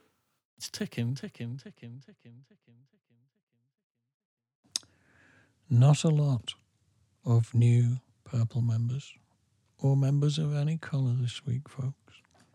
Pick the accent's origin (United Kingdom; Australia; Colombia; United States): United Kingdom; England; we're English.